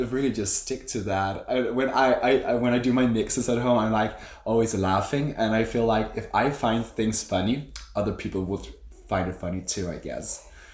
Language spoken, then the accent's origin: English; Copenhagen, Capital Region of Denmark, Denmark; I do drag in Copenhagen, yeah. I am from Copenhagen.